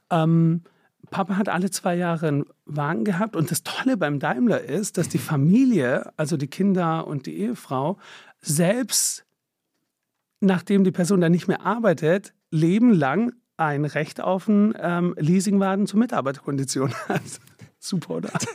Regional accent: Stuttgart, Baden-Württemberg, Germany; moved away as an adult; also born or lived in London / Paris / Milan; now in Berlin, Germany; ich bin der Schwab, bin da groß geworden, bin da geboren

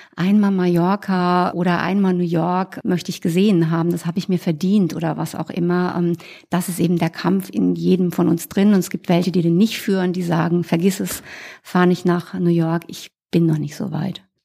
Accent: Rhineland-Palatinate, Germany; moved away; Ich reise in die Pfalz, wo ich herkomme

